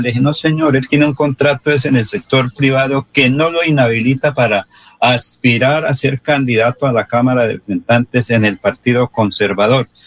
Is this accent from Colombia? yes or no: yes; Barbosa, Santander, Colombia; Una es alcaldesa de mi pueblo natal